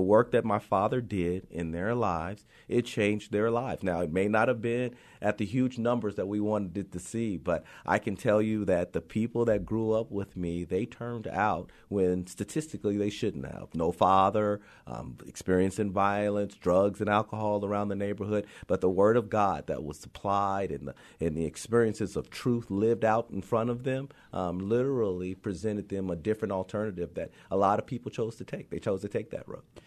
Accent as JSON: {"language": "English", "town": "Compton", "region": "California", "country": "United States", "tie": "born or raised there", "said": "I grew up in Compton because of the fact that I was there all the time"}